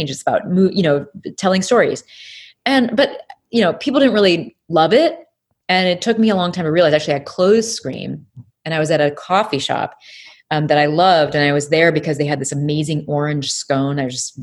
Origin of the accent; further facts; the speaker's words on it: Peoria, Illinois, United States; moved away; I'm really originally from Illinois, Peoria, Illinois